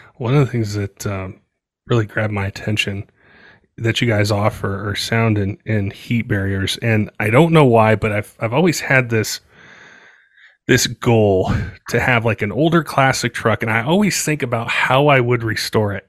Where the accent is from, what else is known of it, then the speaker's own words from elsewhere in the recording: Colorado, United States; also born or lived in West Coast; I grew up in Colorado. um, and then lived on the West Coast for a little bit.